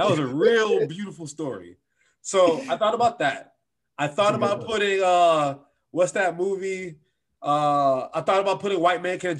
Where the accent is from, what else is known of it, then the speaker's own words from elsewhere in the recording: Detroit, Michigan, United States; I'm from the Midwest. I'm from Detroit, but I'm a Michigan fan first.